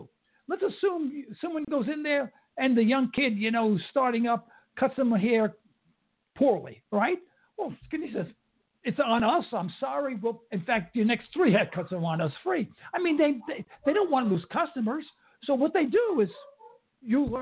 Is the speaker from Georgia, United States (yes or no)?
no; New York City, New York, United States; moved away; I'm from a kid from Harlem, you know, and I'm 75 years old, but I'm a kid from Harlem still